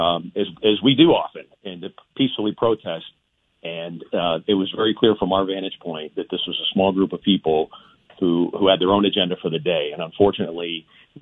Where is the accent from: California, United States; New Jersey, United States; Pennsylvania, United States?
Pennsylvania, United States; Pittsburgh; I'm from South Oakland